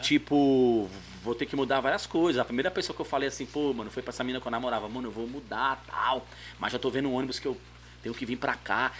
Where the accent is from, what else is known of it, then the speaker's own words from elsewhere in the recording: São Paulo, Brazil; also born or lived in Jardim São Luís, São Paulo; eu nasci no Jardim Miria, É. Precisamente Buraco do Sapo ali, Caixa d'Água. Mas com 19 anos eu mudei pro, pro Jardim São Luís